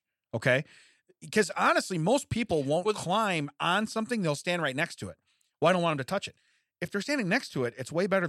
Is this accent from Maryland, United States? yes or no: yes; Baltimore, Maryland, United States; Yeah, well, I'm from Baltimore, so it doesn't apply to me.